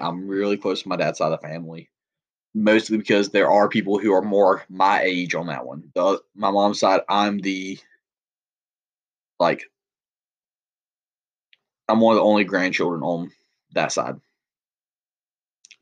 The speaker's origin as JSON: {"language": "English", "region": "Southern", "country": "United States", "accent": "Southern", "said": "being obviously my accent"}